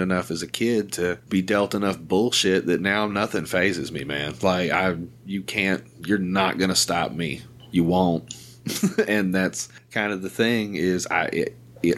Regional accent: the South, United States; I'm from the South

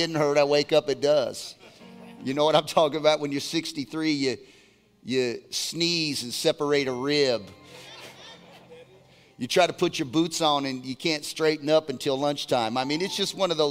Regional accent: Laguna Beach, California, United States; I'm from Laguna Beach, California

